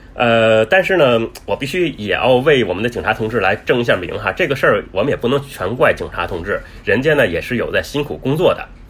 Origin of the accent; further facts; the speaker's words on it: Beijing, China; moved away as an adult; now in Thailand; 我是来自北京嘛